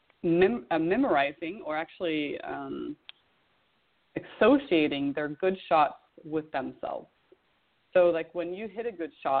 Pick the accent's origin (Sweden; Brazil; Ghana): Sweden; moved away; growing up in Sweden in the wintertime